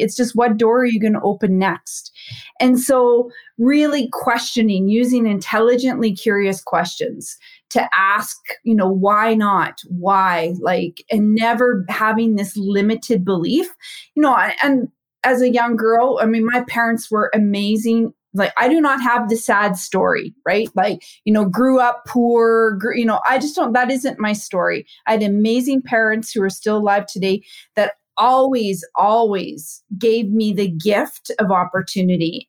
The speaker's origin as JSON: {"language": "English", "region": "Saskatchewan", "country": "Canada", "tie": "born or raised there", "said": "I'm from Canada, born and raised in a small town in Saskatchewan"}